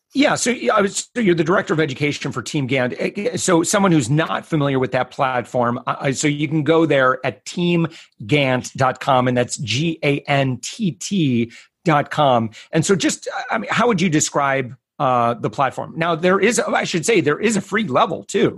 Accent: Orlando, Florida, United States; my hometown

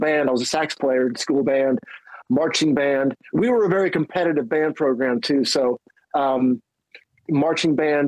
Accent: Decatur, Alabama, United States; moved away; also born or lived in Nebraska; growing up in Alabama, and I started playing guitar. I moved there from Nebraska

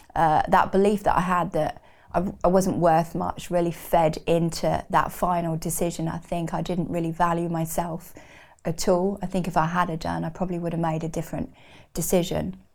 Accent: Newbury, South East England, United Kingdom; also born or lived in Reading; grew up in Berkshire in a little town called Newbury

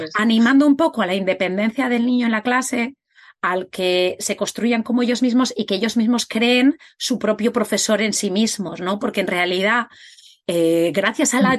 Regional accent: Spain; tanto Katia como yo somos de España

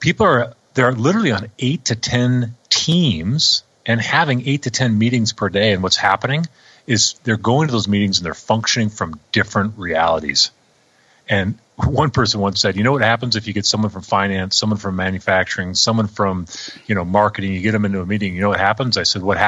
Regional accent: Minnesota, United States; I grew up in Minnesota where, you know, everybody's hockey nuts

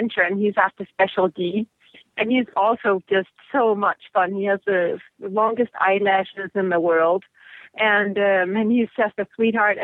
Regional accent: Denmark; now in United States; I'm from Denmark

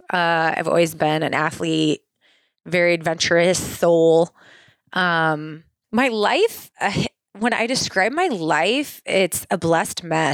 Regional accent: Swisher, Iowa, United States; I was born in Swisher, Iowa. So close to Cedar Rapids, Iowa. Most people know that. And had a really fun childhood, just running through the cornfields, playing in creeks.

